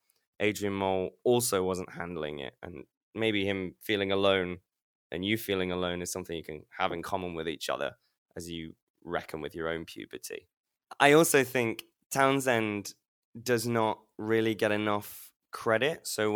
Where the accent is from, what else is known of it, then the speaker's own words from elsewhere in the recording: Leicester, East Midlands, United Kingdom; I was born in the Leicester Royal Infirmary